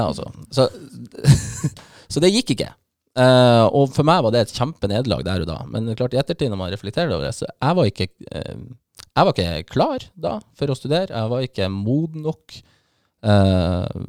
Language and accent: Norwegian; Bodø, Nordland, Norway; also born or lived in Bergen; så er jeg bodøværing